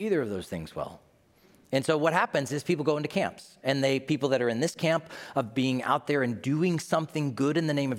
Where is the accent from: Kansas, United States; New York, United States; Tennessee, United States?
Tennessee, United States; my home state of Tennessee